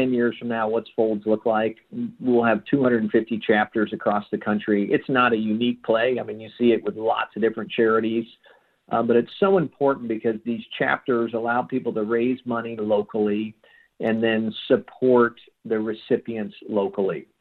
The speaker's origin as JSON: {"language": "English", "town": "Tulsa", "region": "Oklahoma", "country": "United States", "tie": "born or raised there", "said": "my hometown here in Tulsa"}